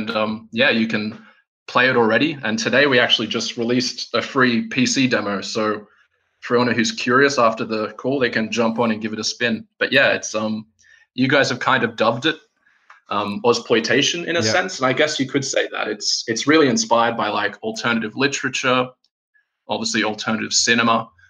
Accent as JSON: {"language": "English", "country": "Australia", "lives_now": "Helsinki, Finland", "said": "I'm sitting here in Helsinki, Finland, despite the fact I'm Aussie. I've lived here for a while."}